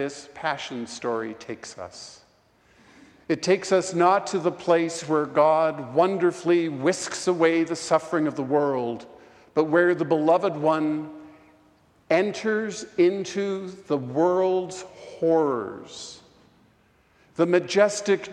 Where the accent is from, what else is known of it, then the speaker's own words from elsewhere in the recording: Vancouver, British Columbia, Canada; now in Portland, United States; my hometown of Vancouver